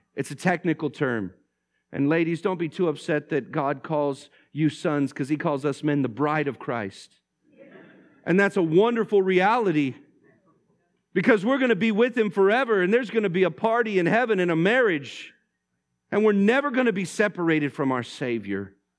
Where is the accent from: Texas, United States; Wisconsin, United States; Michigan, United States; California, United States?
California, United States; Vallejo; I grew up in Vallejo